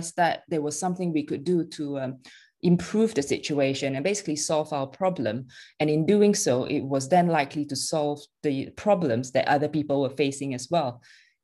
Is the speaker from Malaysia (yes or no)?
yes; Malaysia; moved away; I was born and raised in Malaysia, and my family is still very much there